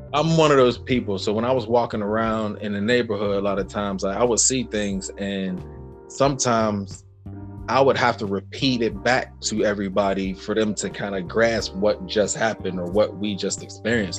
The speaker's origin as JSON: {"language": "English", "town": "Pittsburgh", "region": "Pennsylvania", "country": "United States", "said": "I'm from Pittsburgh, Pennsylvania"}